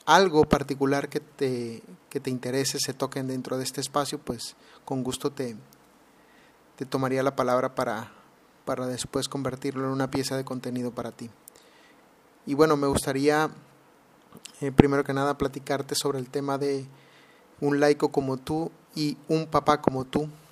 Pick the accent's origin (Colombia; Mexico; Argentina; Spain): Mexico; Mexicali, Baja California; now in Alabama, United States; actualmente estoy viviendo en Alabama, Estados Unidos, pero soy originario de Mexicali, Baja California